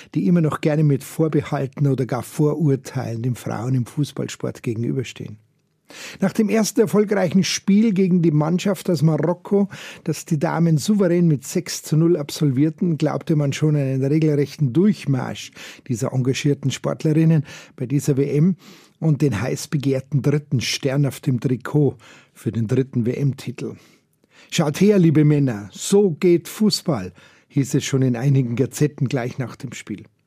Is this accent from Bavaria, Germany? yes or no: yes; Bavaria, Germany; bei uns in Bayern